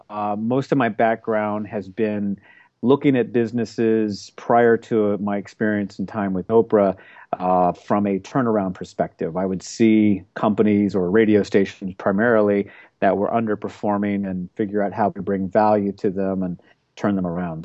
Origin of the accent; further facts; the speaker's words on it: Oklahoma, United States; also born or lived in Seattle; now in Manhattan Beach, United States; we grew up in Oklahoma